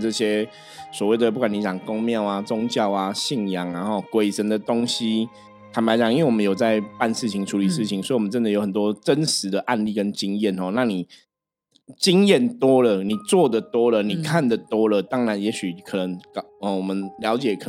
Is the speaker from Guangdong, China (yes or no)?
yes; Shenzhen, Guangdong, China; 所以我们常常讲，像我们深圳人出去，我们说其实自己对自己的自我要求还是很重要啦。